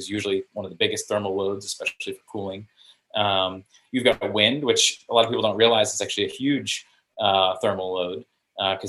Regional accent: South Florida, United States; moved away; also born or lived in Chicago; I grew up in South Florida

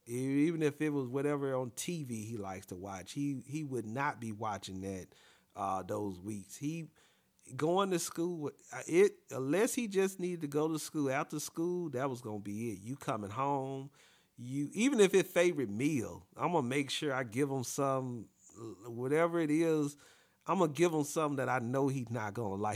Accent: the South, United States; me growing up in the South, I'm a yes, ma'am, no, ma'am type of person

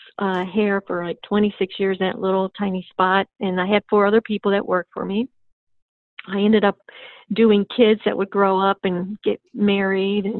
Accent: Cleveland, Ohio, United States; moved away as an adult; now in Florida, United States; Cleveland, Ohio.

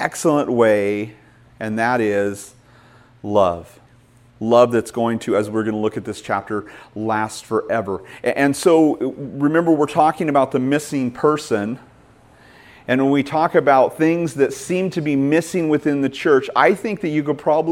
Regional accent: Idaho, United States; I was born and raised in Idaho

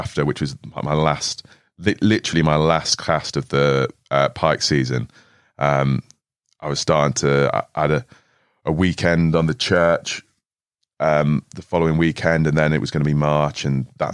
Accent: Switzerland; moved away; Growing up in Switzerland

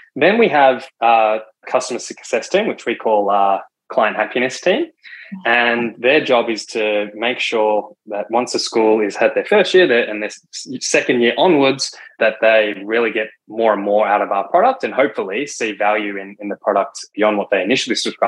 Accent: Victoria, Australia; as co-founders, that's where we grew up in Victoria

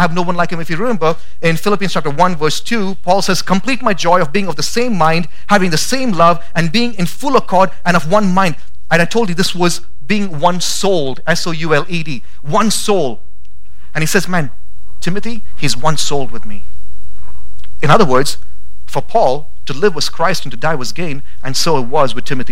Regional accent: India; now in Boise, United States; I grew up in India, and that was just a part of my language at home.

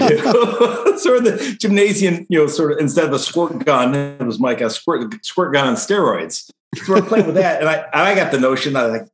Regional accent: Akron, Ohio, United States; I grew up in Akron, Ohio

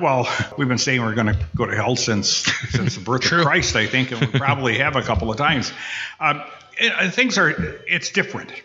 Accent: Upper Peninsula of Michigan, United States; now in Kenosha, United States; I was born up in the Upper Peninsula of Michigan. Uh, we lived right on the border between Wisconsin and Michigan

